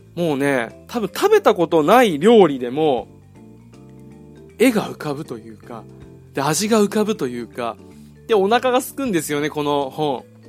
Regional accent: Okinawa, Japan; 俺は地元が沖縄なんですけど

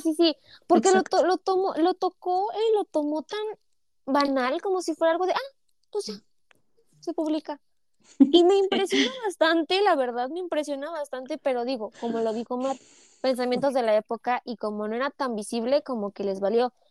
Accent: Mexico; para mí como mexicana

